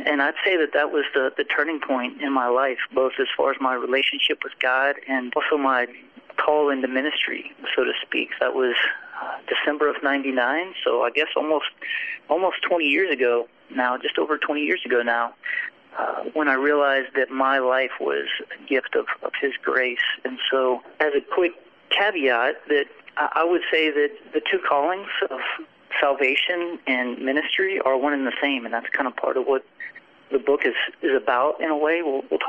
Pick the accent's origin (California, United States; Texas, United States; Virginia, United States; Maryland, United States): Texas, United States; born there; he joined church staff 2 weeks before I was born in Texas.